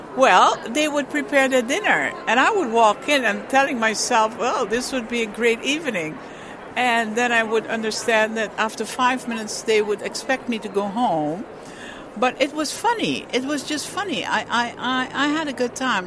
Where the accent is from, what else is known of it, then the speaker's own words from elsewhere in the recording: Curaçao; now in Netherlands; I was born in Curaçao, Netherlands Antilles